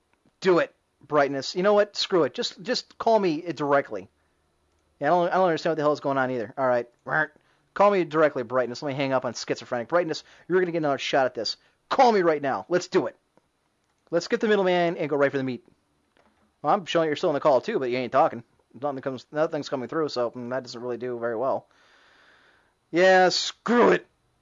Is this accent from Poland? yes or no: no; United Kingdom; Well, I would, but I'm British.